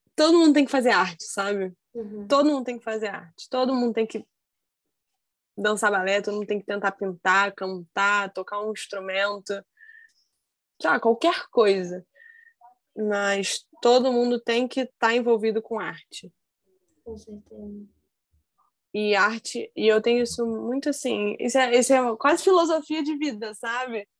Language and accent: Portuguese; Brazil; eu vou ser bailarina no meu país